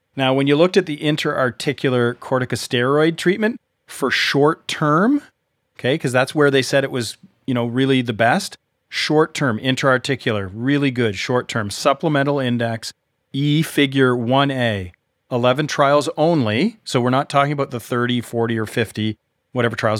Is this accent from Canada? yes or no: yes; Canada; I'm Canadian